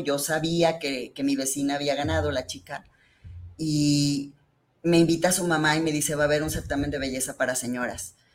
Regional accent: Guadalajara, Jalisco, Mexico; yo soy originaria de aquí, de Guadalajara, Jalisco

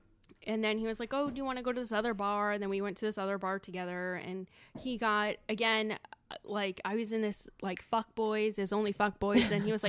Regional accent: Ireland; I'm Southern Irish, and my family really believes in Southern independence.

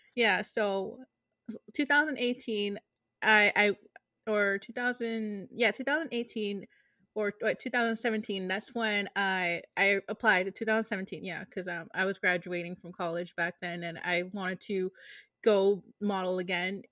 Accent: Lawrence, Massachusetts, United States; now in Boston, United States; I was born, born and raised in Lawrence

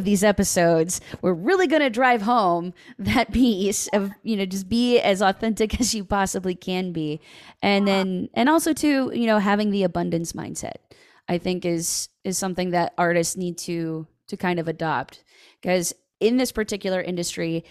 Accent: Ohio, United States; also born or lived in Nashville; I'm in Ohio. You know, I don't live in Nashville anymore.

